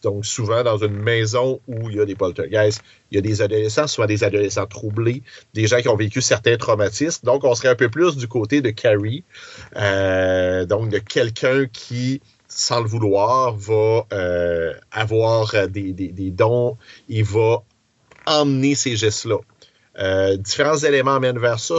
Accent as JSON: {"language": "French", "town": "Quebec City", "region": "Quebec", "country": "Canada", "tie": "born or raised there", "said": "j'ai grandi à Beauport, je reste maintenant à sainte"}